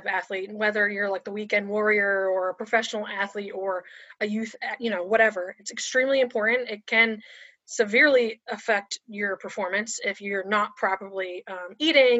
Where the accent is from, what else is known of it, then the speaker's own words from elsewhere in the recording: New Jersey, United States; moved away as an adult; now in Delaware, United States; I'm originally from New Jersey, but I moved to Delaware in 2012.